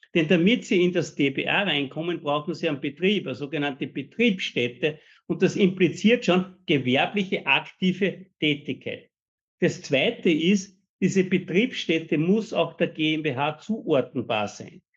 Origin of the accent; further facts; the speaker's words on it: Austria; uns als Österreicher